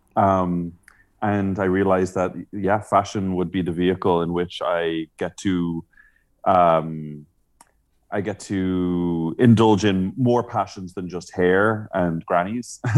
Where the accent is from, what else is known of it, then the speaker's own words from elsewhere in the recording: Dublin, Leinster, Ireland; I grew up in Dublin, uh, in Ireland